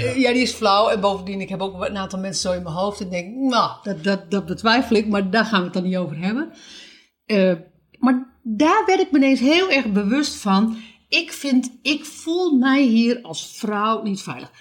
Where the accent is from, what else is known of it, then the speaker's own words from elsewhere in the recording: Netherlands; moved away as an adult; wij zijn allebei uit Nederland